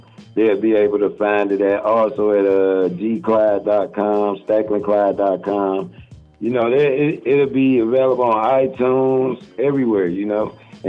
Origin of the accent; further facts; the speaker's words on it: Detroit, Michigan, United States; I'm from Detroit, West Side. That's the West Side, East Side, born and raised.